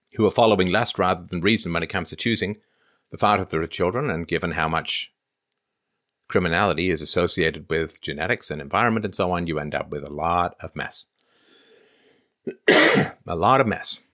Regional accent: England, United Kingdom; I grew up in England

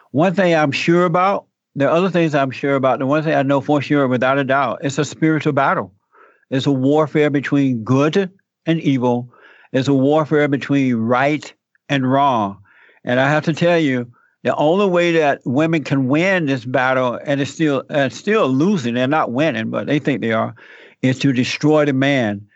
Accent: Alabama, United States; born or raised there; moved away

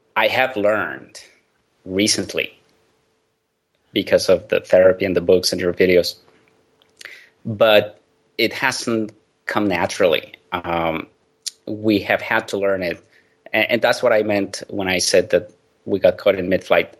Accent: Mexico; I grew up in Mexico

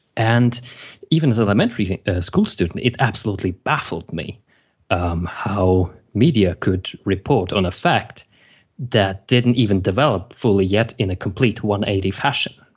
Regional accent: Germany; also born or lived in Belarus; originally I was born in Belarus and I immigrated with my parents to Germany. And, um, so I went to elementary school in here

